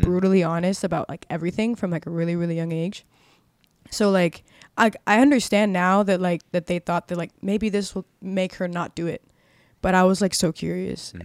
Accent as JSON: {"language": "English", "town": "Miami", "region": "Florida", "country": "United States", "tie": "born or raised there", "said": "I was born and raised in Miami"}